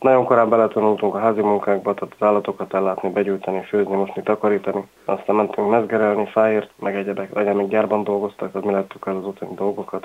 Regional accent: Tiszadada / Taktaszada, Borsod-Abaúj-Zemplén, Hungary; born or raised there; first language Hungarian; also born or lived in Miskolc / England

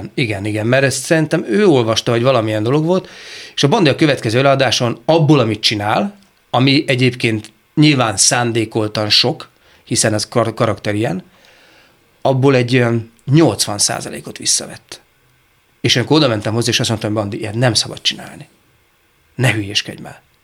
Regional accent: Szeged, Csongrád-Csanád, Hungary; szegedi vagyok

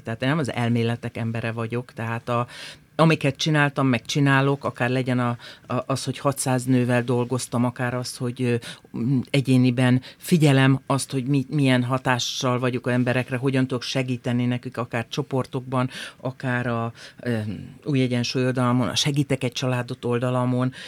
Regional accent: Hajdúnánás, Hajdú-Bihar, Hungary; kis helyen, hajdonáson nőttem föl

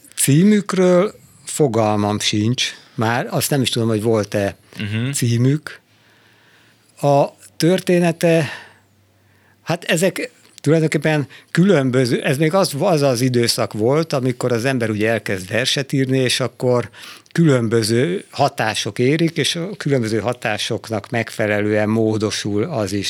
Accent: Budapest, Hungary; moved away as an adult; now in Szentendre, Hungary; én Budapestről származom

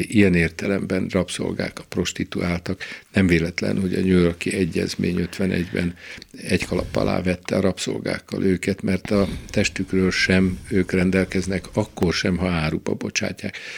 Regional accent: Nyíregyháza, Szabolcs-Szatmár-Bereg, Hungary; also born or lived in Szolnok / Budapest; Nyíregyházán ráadásul ott a, a közelünkben 20 méterre vagy 30 méterre a kápolnától, ahol én fölnőttem

